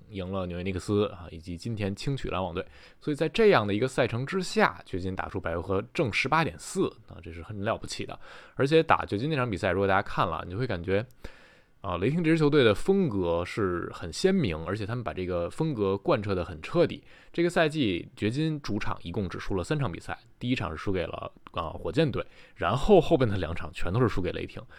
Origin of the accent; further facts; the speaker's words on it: Taichung, Taiwan; 又见面了